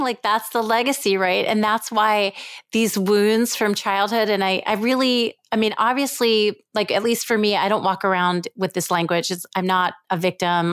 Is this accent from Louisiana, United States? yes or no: no; New York, United States; also born or lived in Israel; I was born in Israel, and in Israel, my parents lived there for some years, and then I was raised mostly in New York